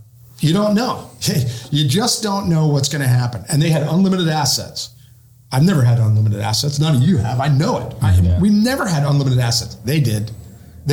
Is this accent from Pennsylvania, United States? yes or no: yes; Pennsylvania, United States; moved away; my home state of Pennsylvania